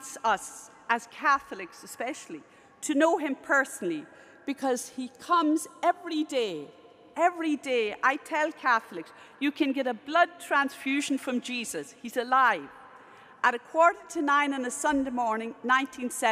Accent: Ireland; I'm Irish

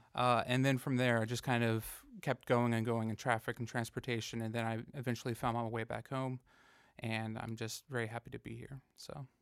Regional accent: Fayetteville, North Carolina, United States; I grew up here in Fayetteville

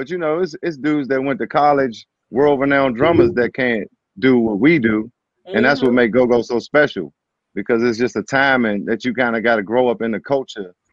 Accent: Riverdale, Maryland, United States; also born or lived in Hyattsville; Like I'm from Riverdale and Hyattsville.

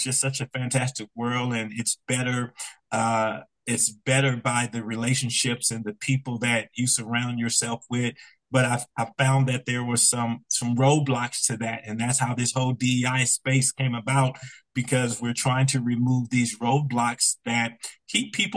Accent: Compton, California, United States; I'm originally from Compton, California. If your audience is familiar with Compton, when I was growing up there

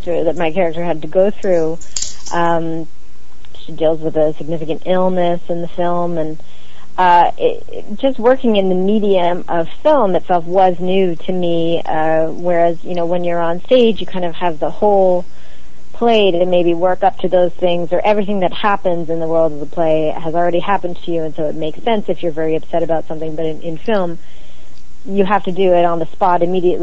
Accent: New Jersey, United States; I grew up in New Jersey, I grew up on the East Coast

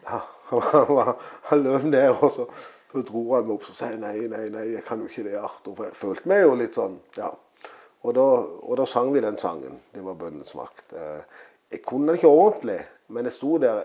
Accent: Søgne, Agder, Norway; her jeg er født og oppvokst

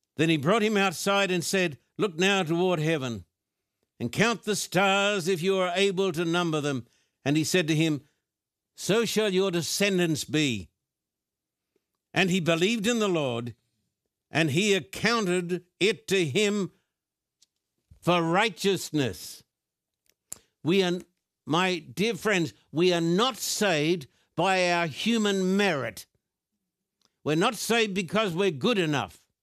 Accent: Brisbane, Queensland, Australia; born or raised there; moved away

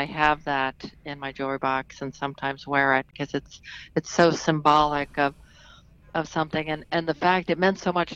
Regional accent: upstate New York, United States; I grew up in upstate New York.

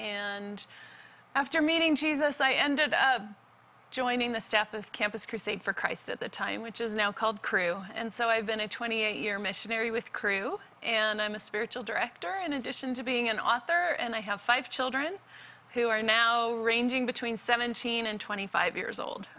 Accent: Salt Lake City, Utah, United States; I grew up in Salt Lake City, Utah, in a devout Mormon family, six generations, and believed it with all my heart.

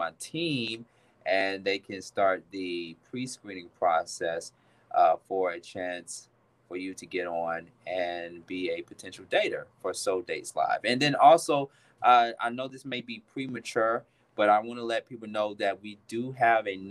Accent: Atlanta, Georgia, United States; I am a native of Atlanta, Georgia

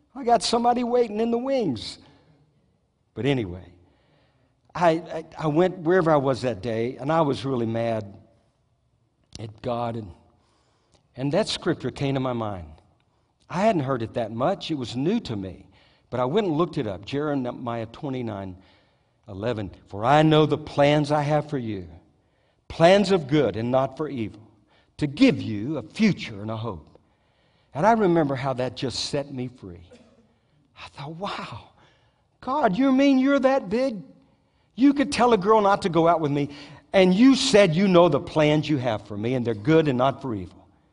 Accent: Southeast Louisiana, United States; now in Moravian Falls, United States; I grew up in South Louisiana, Southeast Louisiana

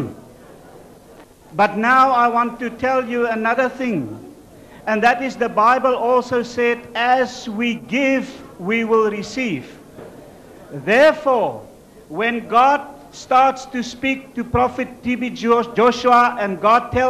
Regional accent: South Africa; I'm from South Africa

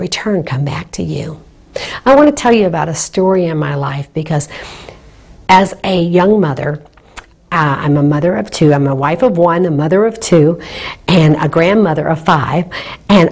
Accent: Naples, Florida, United States; Naples, Florida, my hometown

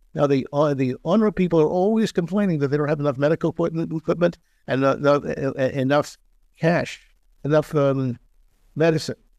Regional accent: Philadelphia, Pennsylvania, United States; moved away as an adult; now in Israel; my hometown of Philadelphia

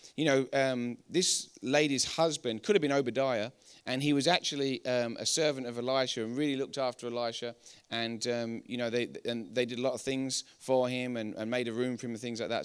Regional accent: England, United Kingdom; accent: English; we're English

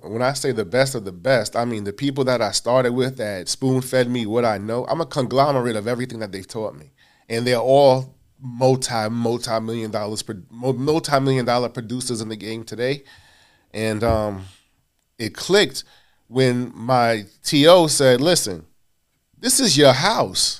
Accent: New York City, New York, United States; also born or lived in Hollis, Queens; Born in Hollis, Queens, raised in South Jamaica

